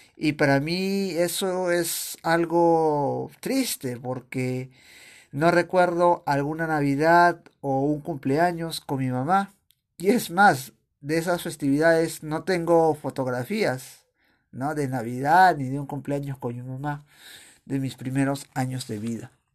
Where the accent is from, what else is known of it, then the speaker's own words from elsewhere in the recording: Chosica, Lima, Peru; also born or lived in Aija, Áncash, Peru (birthplace); yo cuando era niño vivía en Chosica